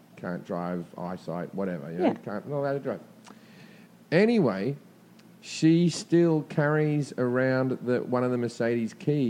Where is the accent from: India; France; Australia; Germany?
Australia; now in Los Angeles, United States; as an Australian